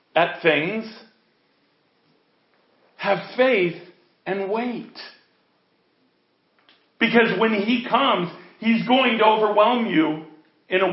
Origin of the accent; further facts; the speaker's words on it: United States; I'm an American